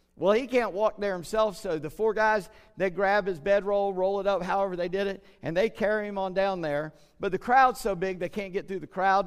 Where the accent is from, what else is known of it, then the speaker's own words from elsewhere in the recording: Charleston, South Carolina, United States; I grew up in Charleston